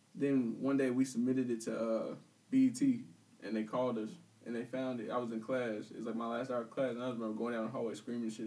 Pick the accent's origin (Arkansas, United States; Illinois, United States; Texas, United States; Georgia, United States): Illinois, United States; Peoria; I'm from Peoria. I had no problem admitting that. Everybody knows me from school